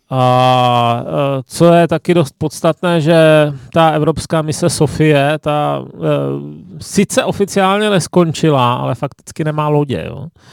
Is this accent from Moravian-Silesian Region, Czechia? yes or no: yes; Ostrava, Moravian-Silesian Region, Czechia; now in Prague, Czech Republic; už jenom to, že jsem z Ostravy, že je exotické